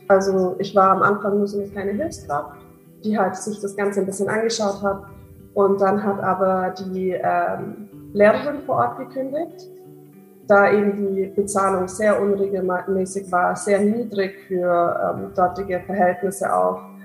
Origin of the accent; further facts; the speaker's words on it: near Augsburg, Bavaria, Germany; moved away as an adult; now in Maastricht, Netherlands; ich komme eigentlich aus der Nähe von Augsburg